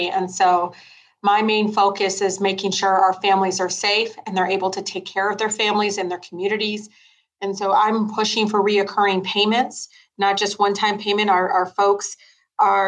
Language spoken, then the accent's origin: English; Detroit, Michigan, United States; I grew up in Southwest Detroit